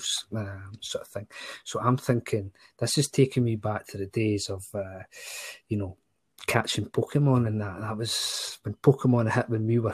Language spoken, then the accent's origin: English; Scotland, United Kingdom; as a Scotsman